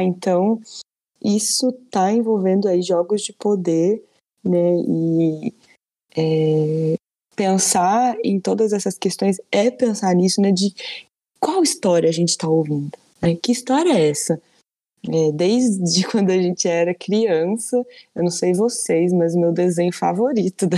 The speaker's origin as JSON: {"language": "Portuguese", "country": "Brazil", "said": "enquanto né, brasileiros e brasileiras"}